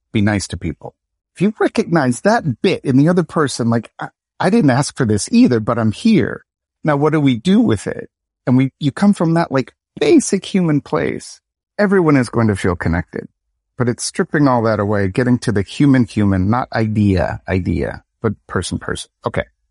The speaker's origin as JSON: {"language": "English", "town": "Lansing", "region": "Michigan", "country": "United States", "tie": "born or raised there", "said": "I'm from, born in Lansing, Michigan"}